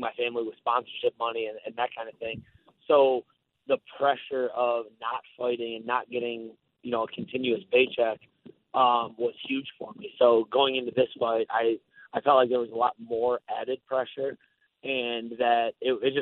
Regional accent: Buffalo, New York, United States; moved away as an adult; now in Tampa, United States; I grew up in Buffalo and I've lived in Tampa the last 10 years

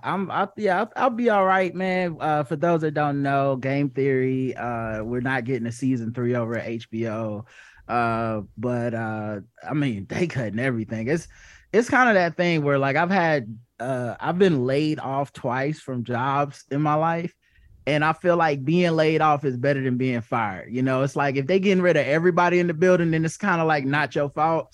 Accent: the South, United States; I grew up in, I grew up in the South

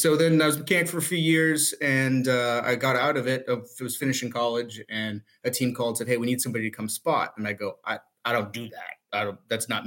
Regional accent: Indianapolis, Indiana, United States; I'm from Indianapolis

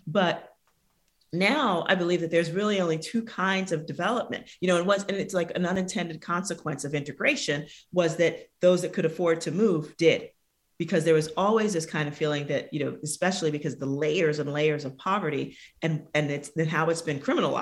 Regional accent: New York City, New York, United States; I'm from the South Bronx in New York City.

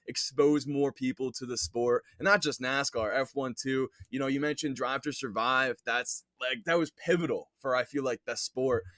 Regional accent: New York, United States; I grew up in New York, am living on Long Island right now

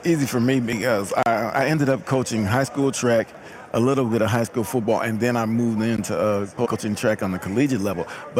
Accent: Seattle, Washington, United States; Born and raised in Seattle.

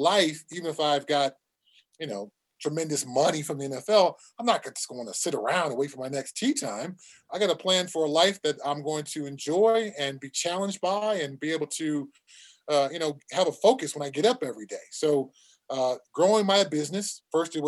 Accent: Southern California, United States; when I was a kid growing up in Southern California

